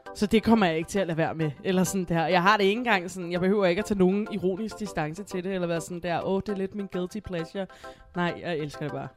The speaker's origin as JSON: {"language": "Danish", "town": "Copenhagen", "region": "Capital Region of Denmark", "country": "Denmark", "tie": "born or raised there", "said": "jeg er selv opvokset på Amager"}